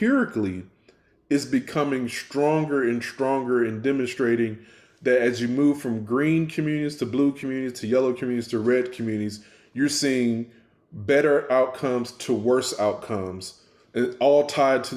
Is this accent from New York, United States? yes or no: no; Houston, Texas, United States; also born or lived in Memphis / Atlanta; now in Baltimore, United States; growing up in the Houston area